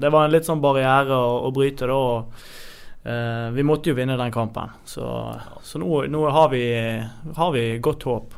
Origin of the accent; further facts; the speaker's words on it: Bergen, Vestland, Norway; jeg er ekte bergenser. Har spilt i buekorps og kommer fra Høyden